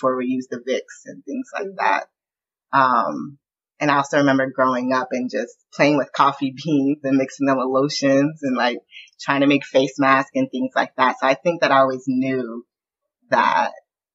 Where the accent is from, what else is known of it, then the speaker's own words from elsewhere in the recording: Southern California, United States; I grew up in the Southern California punk scene